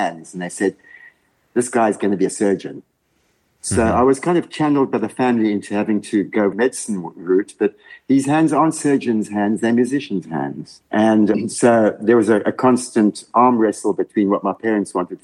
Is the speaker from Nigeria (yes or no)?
no; Windhoek, Khomas, Namibia; moved away as an adult; also born or lived in Cape Town, South Africa / United Kingdom; now in Switzerland; I was born in Namibia, which was then Southwest Africa. And I went to school with my esteemed host